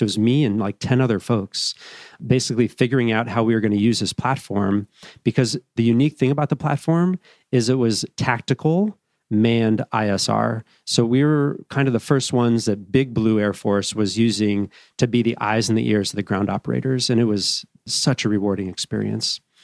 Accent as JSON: {"language": "English", "town": "Evergreen", "region": "Colorado", "country": "United States", "tie": "born or raised there", "also_born_or_lived": "Boulder, Colorado", "said": "I grew up as a young kid, kinda, a few different places, but settled in Evergreen, Colorado, which is up in the foothills, uh, west of Denver."}